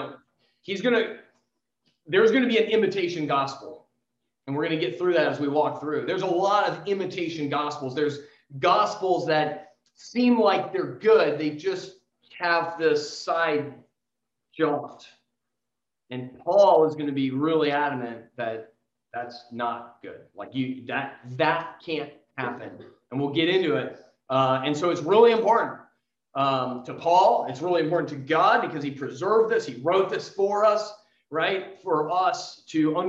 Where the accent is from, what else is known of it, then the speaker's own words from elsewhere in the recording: San Diego, California, United States; I grew up in San Diego